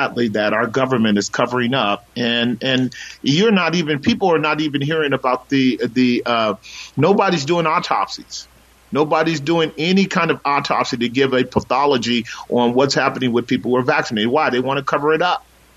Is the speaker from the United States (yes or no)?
yes; United States; we're American citizens